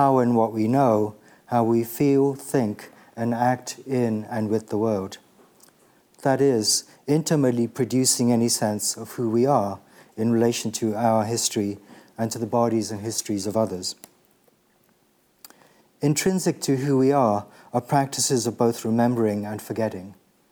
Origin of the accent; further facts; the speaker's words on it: Kenya; I'm from Kenya and just sort of old enough to be born with when Kenya was still a colony.